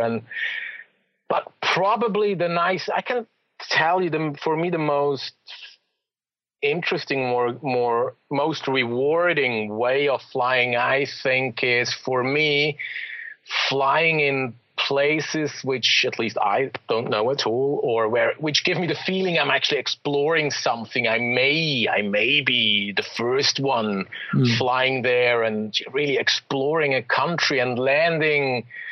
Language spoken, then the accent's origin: English; Zurich, Switzerland; moved away as an adult; I was born in Zurich in the city